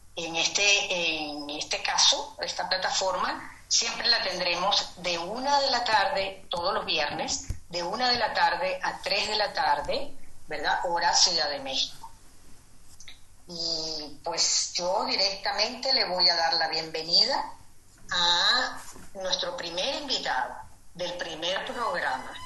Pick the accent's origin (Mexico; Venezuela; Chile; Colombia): Venezuela; moved away as an adult; now in Madrid, Spain; soy venezolana, pero desde hace siete años estoy aquí en Madrid, España